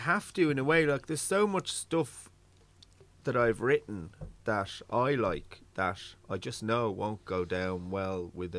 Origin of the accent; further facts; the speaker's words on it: London, United Kingdom; accent: London; now in Ireland; It was probably because I grew up in England and then I came to Ireland and I probably feel like a fake, you know, my voice. Because, like, I had a London accent when I first came here.